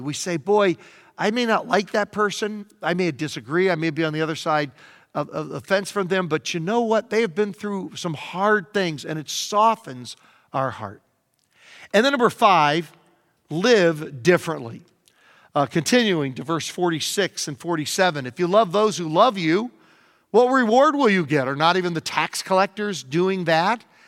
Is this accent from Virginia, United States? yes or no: yes; Virginia, United States; now in Southern California, United States; growing up in Virginia, where we have plenty of rain all the time